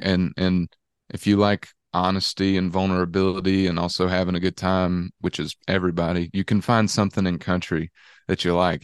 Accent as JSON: {"language": "English", "town": "Dallas", "region": "Georgia", "country": "United States", "said": "being from Dallas, Georgia, I've gotten kind of this fake Texan look my whole life"}